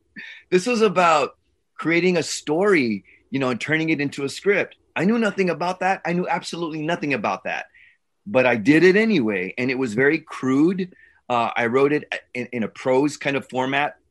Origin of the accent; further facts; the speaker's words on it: San Antonio, Texas, United States; also born or lived in Los Angeles, California; I was born in Los Angeles, in East LA. Los Angeles. Stayed there for a while. My parents moved to San Antonio